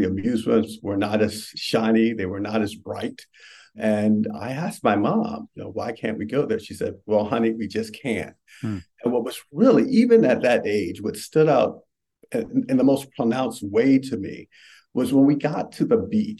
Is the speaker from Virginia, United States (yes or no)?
yes; Richmond, Virginia, United States; I grew up in Richmond